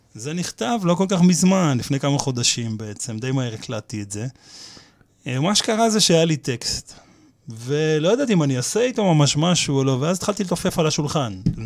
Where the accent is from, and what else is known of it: Petah Tikva, Central District, Israel; born or raised there; now in Kiryat Ono, Israel